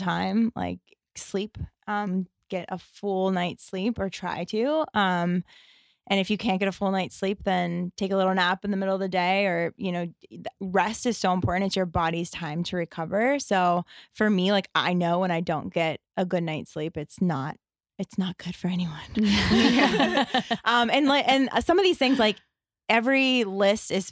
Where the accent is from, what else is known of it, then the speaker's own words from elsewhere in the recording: Pittsburgh, Pennsylvania, United States; moved away; also born or lived in Hoboken; I'm from the East Coast. I'm from Pittsburgh.